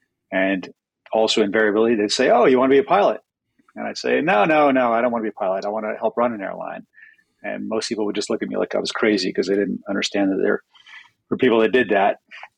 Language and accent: English; London, United Kingdom; born there; My father is a New Yorker, and I was born in London.